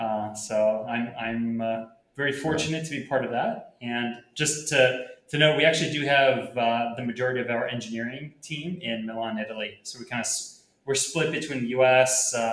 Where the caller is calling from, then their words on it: Puerto Rico; I'm calling in from Puerto Rico.